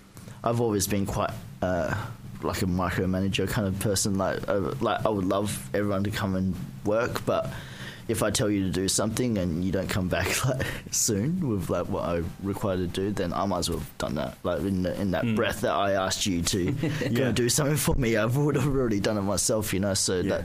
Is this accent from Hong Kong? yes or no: yes; Hong Kong; I'm from Hong Kong. Hong Kong. I was born here, so I've pretty much, I was born here. I didn't even go overseas till I was 27, so I was lucky. I was brought up really Asian.